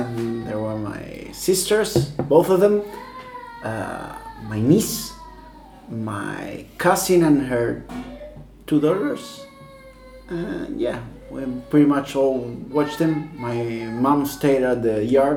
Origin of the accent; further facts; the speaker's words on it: Don Torcuato, Buenos Aires Province, Argentina; I'm from Don Torquato, which is where Juan Román Riquelme was born